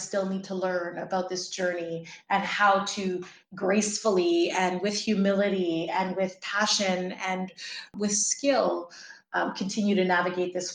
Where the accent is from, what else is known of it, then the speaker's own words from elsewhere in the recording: Toronto, Ontario, Canada; first language English; I was born and raised in Toronto